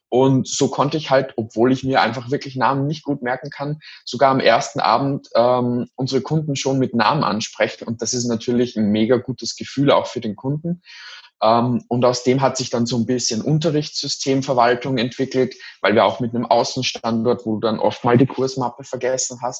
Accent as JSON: {"language": "German", "country": "Austria", "said": "also ich bin aus Österreich und in Österreich ist es noch sehr, sehr stark in der Tradition verankert"}